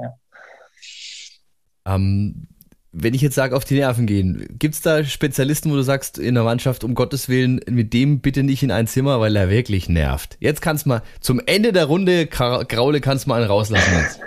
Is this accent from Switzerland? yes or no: no; Germany; bei uns in Deutschland